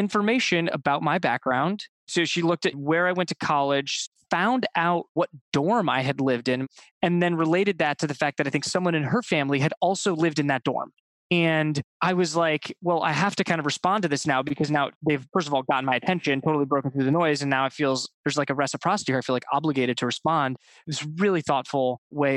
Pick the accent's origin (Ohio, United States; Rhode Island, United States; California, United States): Ohio, United States; I grew up in Ohio